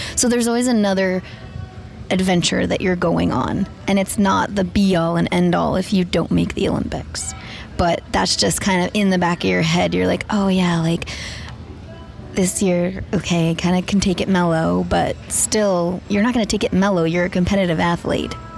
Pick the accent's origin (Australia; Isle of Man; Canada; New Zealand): Canada; Whistler, British Columbia; I am from Whistler, British Columbia. I grew up skiing and figure skating